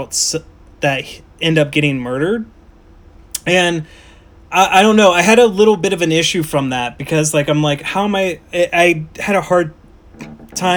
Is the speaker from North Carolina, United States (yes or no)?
no; Ohio, United States; that's my home state and your home state.